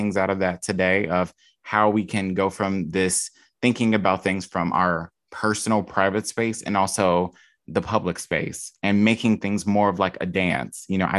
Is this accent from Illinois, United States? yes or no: yes; Chicago, Illinois, United States; And you don't want to do it the not fun way with me because I'm from Chicago.